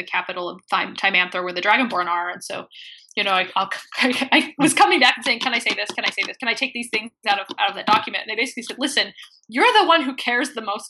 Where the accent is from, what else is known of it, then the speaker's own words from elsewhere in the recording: Midwest, United States; I grew up in the Midwest